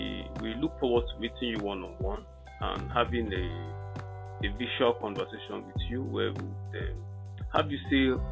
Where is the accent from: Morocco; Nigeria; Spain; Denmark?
Nigeria; now in Calabar, Nigeria; I'm from Agbara.